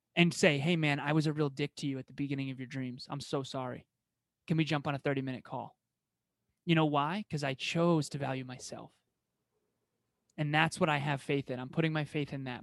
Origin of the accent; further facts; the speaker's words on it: Massachusetts, United States; first language English; born in Massachusetts, like I was